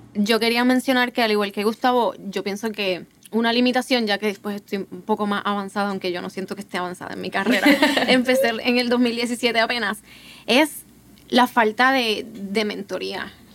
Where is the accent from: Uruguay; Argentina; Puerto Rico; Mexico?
Puerto Rico; Ponce; soy de Ponce, Puerto Rico